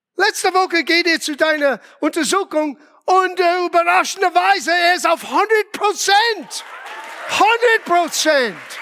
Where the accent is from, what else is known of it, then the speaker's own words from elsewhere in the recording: Rhode Island, United States; first language English; German is a second language; moved away as an adult; also born or lived in Los Angeles; now in Germany; von Los Angeles nach Rhode Island, meiner Heimat, wieder umgezogen.